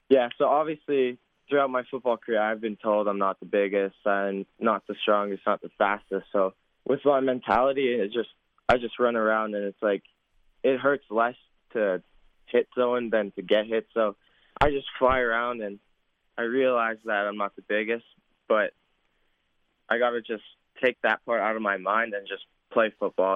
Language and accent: English; Saskatoon, Saskatchewan, Canada; my hometown fans